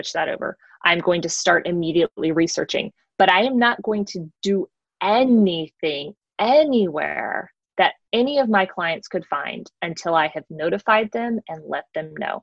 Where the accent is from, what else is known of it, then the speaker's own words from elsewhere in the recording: Georgia, United States; I am from Georgia, so I'm not knocking the South. I am from here.